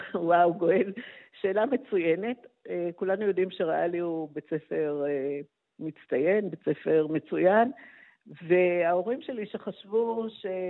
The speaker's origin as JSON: {"language": "Hebrew", "town": "Haifa", "region": "Haifa District", "country": "Israel", "tie": "born or raised there", "said": "נולדתי בחיפה ולמדתי בבית ספר ריאלי"}